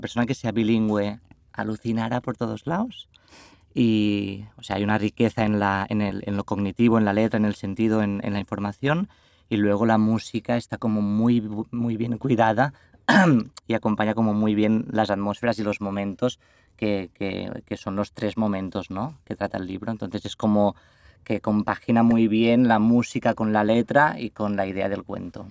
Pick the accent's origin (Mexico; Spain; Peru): Spain; Catalonia; accent: Catalan; el acento, eh, como dice Ricky, nuestro es se nota un poco el que hablamos catalán en casa